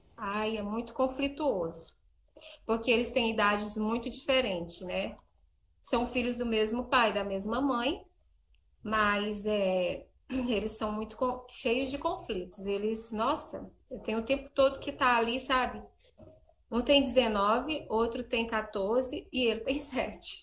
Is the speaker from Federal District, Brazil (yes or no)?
no; Imperatriz, Maranhão, Brazil; now in Divinópolis, Brazil; eu moro em Divinópolis, Minas Gerais, mas eu sou lá de Imperatriz do Maranhão